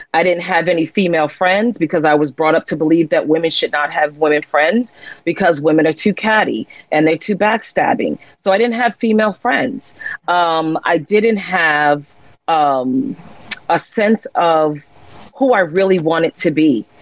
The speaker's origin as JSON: {"language": "English", "town": "Jersey City", "region": "New Jersey", "country": "United States", "tie": "born or raised there", "said": "I'm a young girl growing up in Jersey City, New Jersey"}